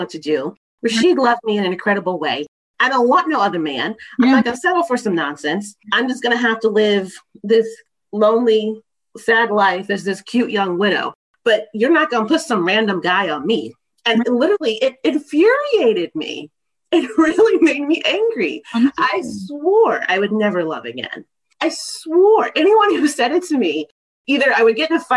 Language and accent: English; Texas, United States; now in Maryland, United States; I'm from Texas.